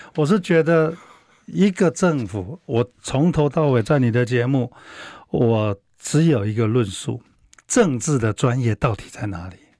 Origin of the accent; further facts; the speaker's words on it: Taiwan; 像我小时候是一个农村家庭长大的小孩